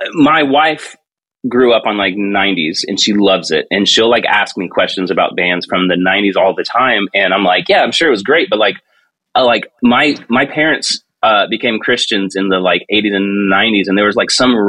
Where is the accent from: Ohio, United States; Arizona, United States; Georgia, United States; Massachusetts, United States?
Georgia, United States; I grew up in Georgia. And Lake Lanier Islands was this big water park thing